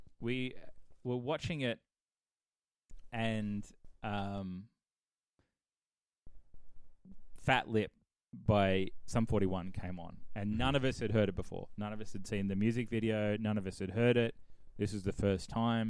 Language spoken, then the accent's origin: English; Sydney, New South Wales, Australia; moved away as an adult; also born or lived in Ballarat; I grew up in Quakers Hill in Western Sydney